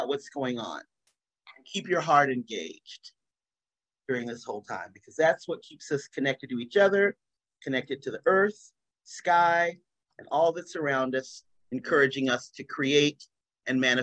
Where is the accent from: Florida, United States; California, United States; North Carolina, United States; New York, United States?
North Carolina, United States; now in Massachusetts, United States; I'm from North Carolina, but I'm not in North Carolina, I'm in Massachusetts